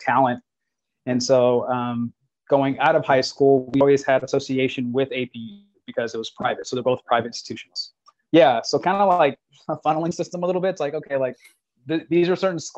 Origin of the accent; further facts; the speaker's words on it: Bakersfield, California, United States; growing up in Bakersfield, Central Cali.